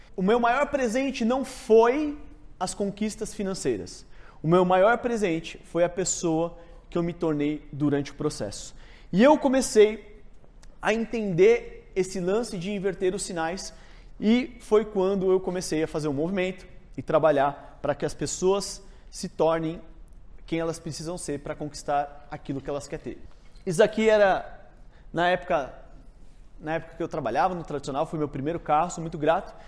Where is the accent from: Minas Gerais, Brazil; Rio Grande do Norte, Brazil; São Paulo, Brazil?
São Paulo, Brazil; fui nascido e criado na Zona Norte, São Paulo, Jardim Peri